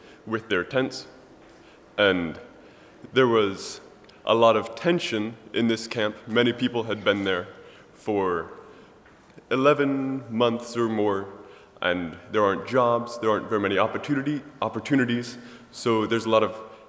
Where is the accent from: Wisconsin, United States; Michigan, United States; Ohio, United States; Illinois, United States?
Ohio, United States; Millersburg; I'm from Millersburg, Ohio.